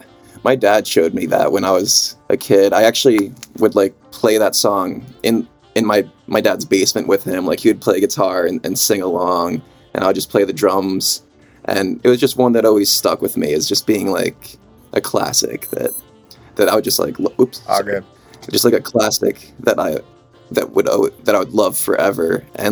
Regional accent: New York, United States; I don't know how I missed them my entire life being a New Yorker.

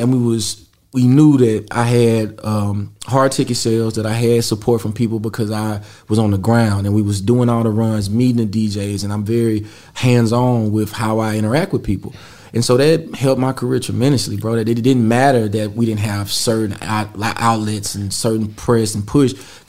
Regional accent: the South, United States; It was still some great people we met there, and then even with me, it was the understanding that I'm from the South. I'm from a place that a lot of people haven't even been, right?

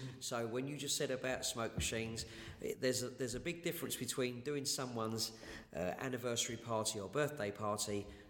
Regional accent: Romford, London, United Kingdom; I grew up in Collier Row

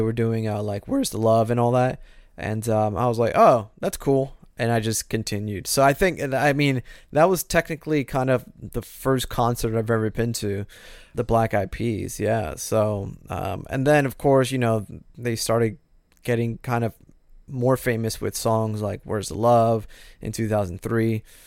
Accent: Florida, United States; I grew up in Florida.

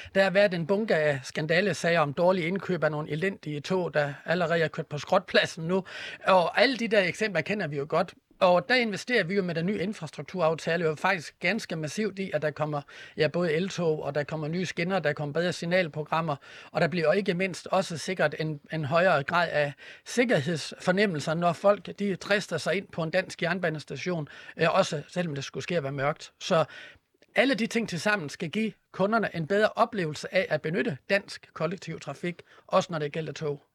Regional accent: Horsens, Central Denmark Region, Denmark; på banegården i Horsens, hvor jeg kommer fra

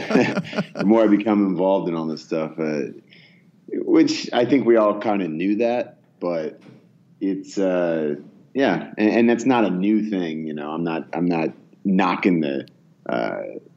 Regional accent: Bay Area, California, United States; also born or lived in Oak Ridge, Tennessee; I grew up mostly in the Bay Area in California, actually. I was born in Oak Ridge, Tennessee

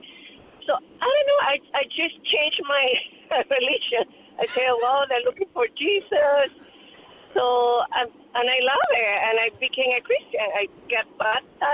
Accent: Venezuela; now in Chicago, United States; I came a long time ago to Chicago. I came from Venezuela

